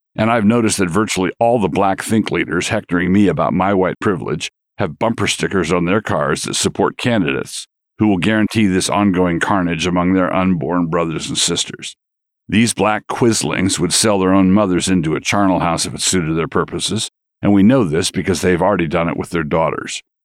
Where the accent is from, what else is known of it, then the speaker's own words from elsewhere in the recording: San Diego, California, United States; I was born in the Naval Hospital at San Diego.